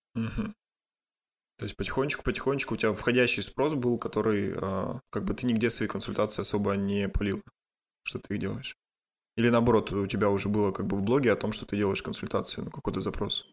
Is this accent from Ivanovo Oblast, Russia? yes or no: no; Yekaterinburg, Sverdlovsk Oblast, Russia; я сам из Екатеринбурга